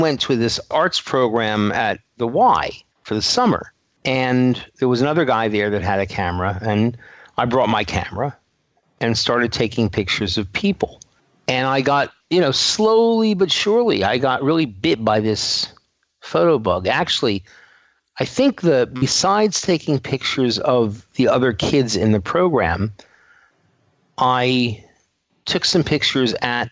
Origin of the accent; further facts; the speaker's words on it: New York City, New York, United States; accent: New York; New York. New York City. Okay. Yeah. And every once in a while, the accent comes through.